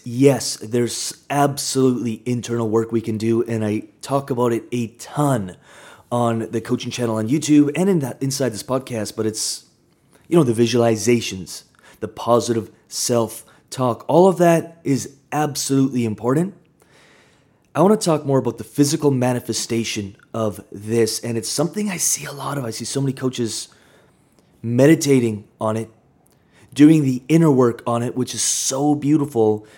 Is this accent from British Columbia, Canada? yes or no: yes; Kamloops, British Columbia, Canada; I grew up in Kamloops, smaller town